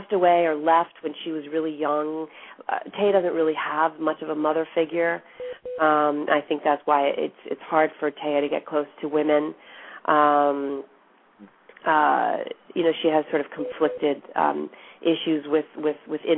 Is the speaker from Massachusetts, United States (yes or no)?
yes; outside of Boston, Massachusetts, United States; my parents are from Argentina, and I grew up outside of Boston, in a suburb outside of Boston where there weren't many Latinos